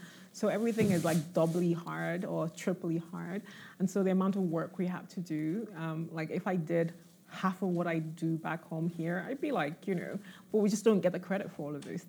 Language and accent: English; Nigeria; moved away; also born or lived in London; growing up in Nigeria, watching MTV Base